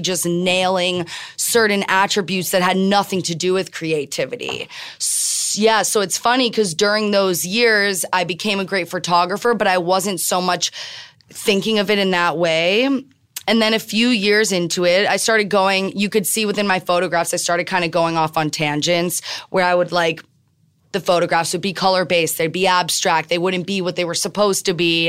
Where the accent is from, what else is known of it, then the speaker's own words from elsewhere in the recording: Miami, Florida, United States; moved away; also born or lived in Tel Aviv / New York; I'm born and raised in Miami